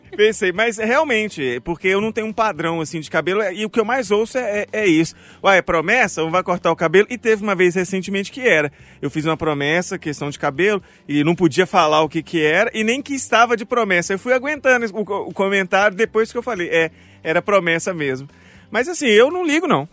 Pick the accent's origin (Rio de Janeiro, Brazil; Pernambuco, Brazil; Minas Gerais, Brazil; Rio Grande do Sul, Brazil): Minas Gerais, Brazil; Mariana; eu sou de Mariana